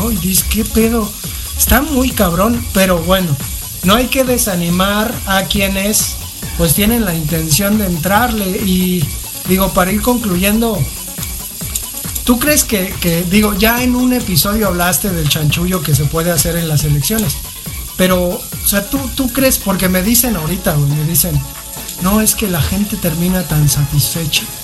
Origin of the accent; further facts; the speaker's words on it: Mexico City, Mexico; Ahorita que me entrevistaron, me preguntan de dónde eres, ¿no? Ya de la Ciudad de México, ¿de qué parte? De la Valle Gómez.